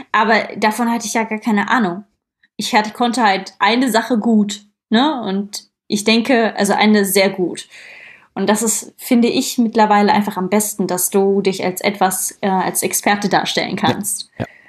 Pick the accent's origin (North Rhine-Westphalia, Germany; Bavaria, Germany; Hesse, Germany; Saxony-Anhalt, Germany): North Rhine-Westphalia, Germany; Krefeld; ich komme ja aus Krefeld und nicht aus Köln oder Düsseldorf